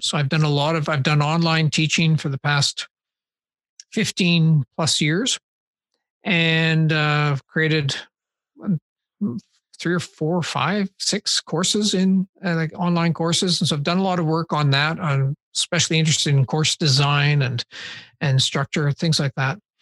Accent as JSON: {"language": "English", "town": "Saskatoon", "region": "Saskatchewan", "country": "Canada", "tie": "born or raised there", "said": "I grew up in Saskatoon"}